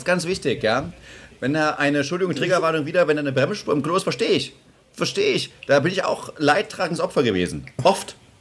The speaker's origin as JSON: {"language": "German", "town": "Schönebeck", "region": "Saxony-Anhalt", "country": "Germany", "moved": "yes", "lives_now": "Munich, Germany", "said": "ich komme aus Schönebeck"}